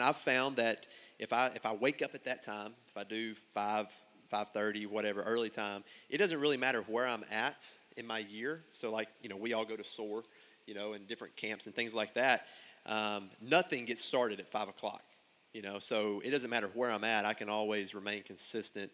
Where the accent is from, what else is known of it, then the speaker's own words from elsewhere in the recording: Buckner, Arkansas, United States; I'm from Buckner